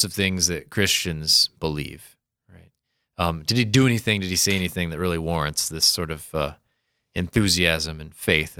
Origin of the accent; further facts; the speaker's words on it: Sioux Falls, South Dakota, United States; born there; I was born in Sioux Falls.